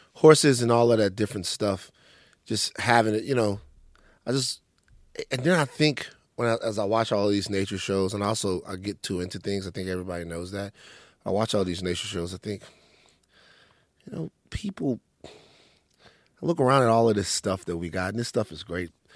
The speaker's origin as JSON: {"language": "English", "town": "Maringouin", "region": "Louisiana", "country": "United States", "tie": "born or raised there", "said": "Growing up in Maringouin, growing up in Louisiana"}